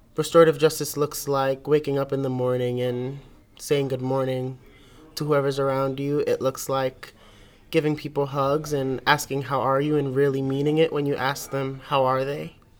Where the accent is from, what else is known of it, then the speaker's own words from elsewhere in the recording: New York City, New York, United States; I'm from Brooklyn, New York.